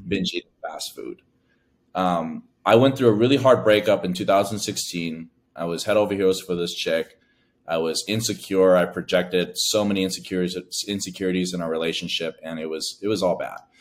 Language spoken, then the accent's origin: English; United States; I'm the first of my family to be born in America. My family is from Laos